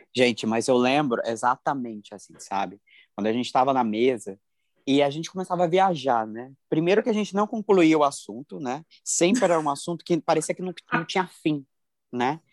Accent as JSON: {"language": "Portuguese", "town": "Cuiabá", "region": "Mato Grosso", "country": "Brazil", "said": "sou de Cuiabá pro mundo"}